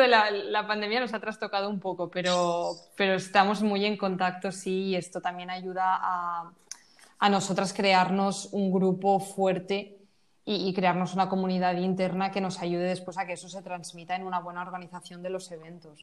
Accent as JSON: {"language": "Spanish", "town": "Valencia", "region": "Valencian Community", "country": "Spain", "said": "yo soy de Valencia"}